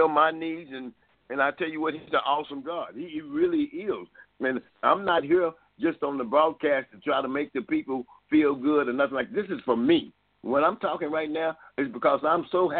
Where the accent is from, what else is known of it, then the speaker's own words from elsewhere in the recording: Dallas, Texas, United States; I'm from Dallas